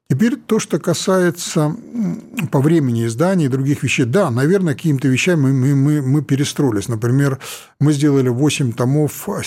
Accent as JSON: {"language": "Russian", "region": "Siberia", "country": "Russia", "said": "я вот сибиряк, э, там, честно признаюсь, у меня совершенно такое образование э, политическое было, там высшая партийная школа за спиной, Новосибирский аграрный университет"}